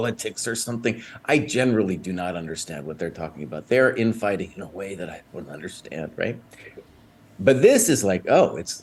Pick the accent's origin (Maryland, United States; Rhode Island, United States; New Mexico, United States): New Mexico, United States; Santa Fe; I grew up in Santa Fe, New Mexico, on the wrong side of the tracks.